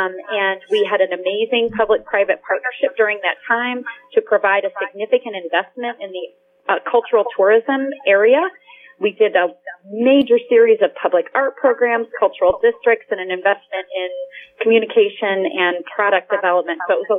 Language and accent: English; Steuben County, Indiana, United States; So I am a lifelong Hoosier. I grew up in Steuben County and have spent most of my adult career in Indianapolis.